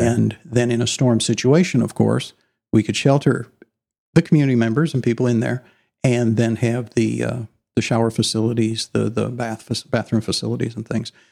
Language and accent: English; Illinois, United States; moved away as an adult; also born or lived in Dallas, Texas; now in Allen, Texas, United States; I was raised in Illinois, in the Corn Belt